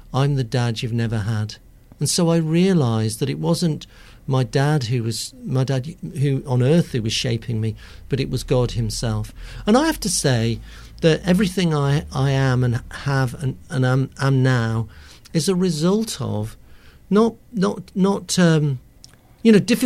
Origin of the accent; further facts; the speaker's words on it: Coventry, West Midlands, United Kingdom; I'm from Coventry